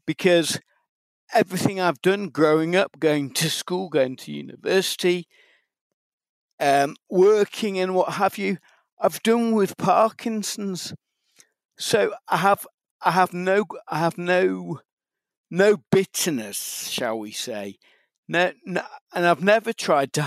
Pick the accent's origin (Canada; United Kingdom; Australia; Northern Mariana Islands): United Kingdom; Macclesfield, North West England; accent: Mancunian; also born or lived in Liverpool; I was brought up in Macclesfield